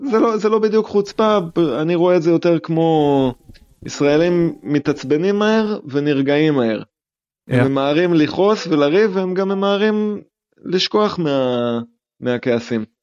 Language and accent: Hebrew; Jerusalem, Jerusalem District, Israel; now in Portugal; אני תמיד הייתי בן אדם של חשיש. לא יודע אם זה קשור לזה שאני ירושלמי, יכול להיות, אבל על זה גדלנו בבית, ועד היום זה נשאר.